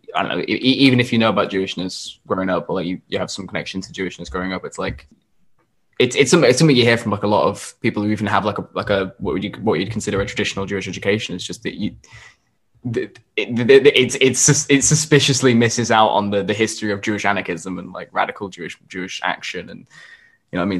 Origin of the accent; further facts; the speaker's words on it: Yorkshire and the Humber, United Kingdom; we grew up in in Yorkshire